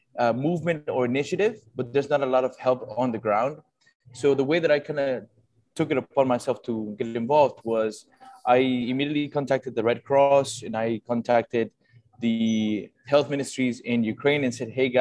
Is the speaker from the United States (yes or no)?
no; Ecuador; moved away; also born or lived in Italy; I was born in Ecuador, but my family is Italian